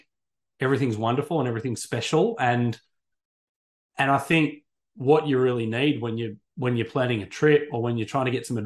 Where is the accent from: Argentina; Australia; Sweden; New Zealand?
Australia; just outside of Sydney, New South Wales; also born or lived in United Kingdom; where I grew up just outside of Sydney